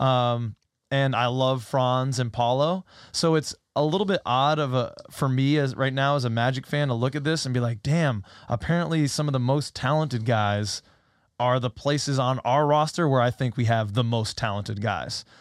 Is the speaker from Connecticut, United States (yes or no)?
yes; Connecticut, United States; also born or lived in New Jersey; I lived in Jersey for a couple years, but I'm from Connecticut.